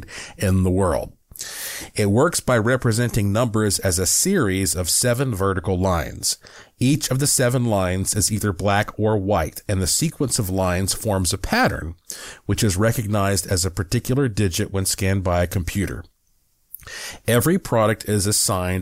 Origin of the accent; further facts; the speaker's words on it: Western North Carolina, United States; I'm from Western North Carolina